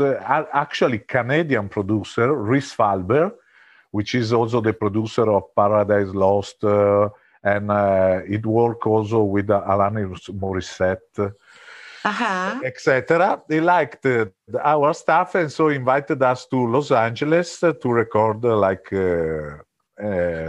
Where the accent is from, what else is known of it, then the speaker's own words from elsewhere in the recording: Italy; moved away; we are originally from Italy.